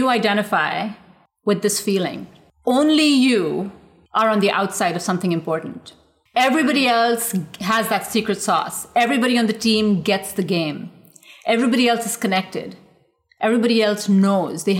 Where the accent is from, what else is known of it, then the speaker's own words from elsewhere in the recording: India; now in United States; growing up in India